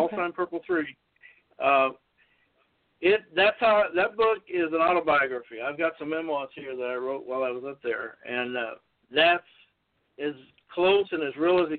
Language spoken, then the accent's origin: English; Los Angeles, California, United States; I went to North Hollywood High School. I was born in North Hollywood, California.